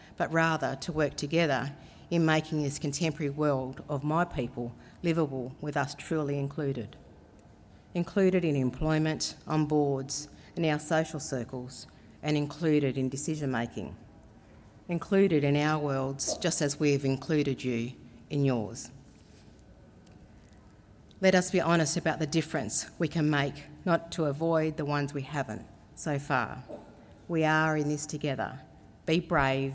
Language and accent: English; Cowra, New South Wales, Australia; I am a Wiradjuriwun from Cowra here in New South Wales